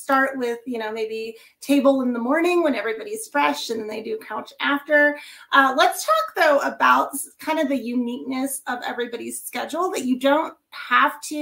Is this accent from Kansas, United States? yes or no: yes; Kansas, United States; moved away; from Kansas. That's actually my home state